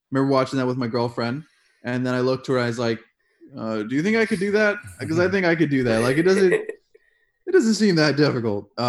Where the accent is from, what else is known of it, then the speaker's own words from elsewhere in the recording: Japan; also born or lived in Kenya / Germany / Turkey; now in Estonia; I grew up in Japan, uh, Kenya, uh, Germany. Uh, I spent the last three years of high school in Turkey